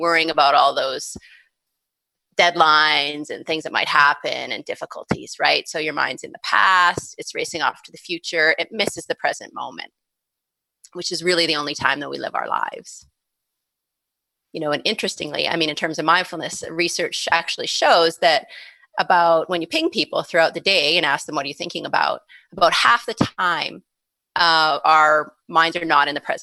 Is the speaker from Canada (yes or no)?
yes; Calgary, Alberta, Canada; came back to my hometown of Calgary